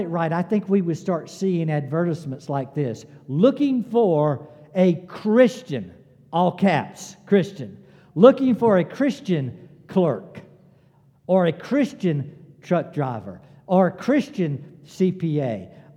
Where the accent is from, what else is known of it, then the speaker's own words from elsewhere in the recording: Greenville, United States; I grew up public schools in Greenville